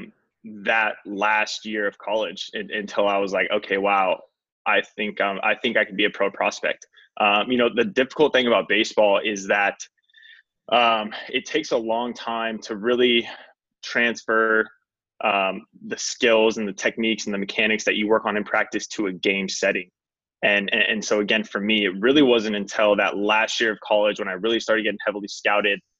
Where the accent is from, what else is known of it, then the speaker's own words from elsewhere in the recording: Orange County, California, United States; I grew up in Orange County, California, kind of the baseball hotspot